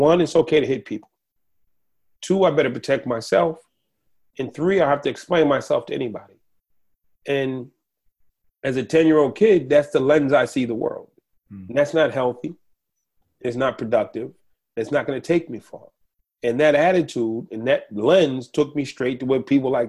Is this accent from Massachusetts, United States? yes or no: yes; Boston, Massachusetts, United States; I grew up in Boston